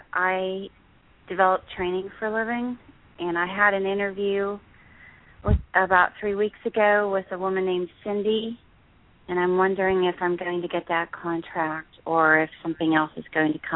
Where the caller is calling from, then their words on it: New Jersey, United States; New Jersey.